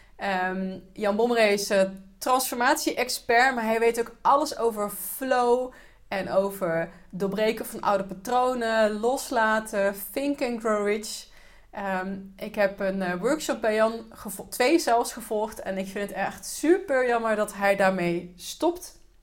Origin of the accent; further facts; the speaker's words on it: Netherlands; als Nederlander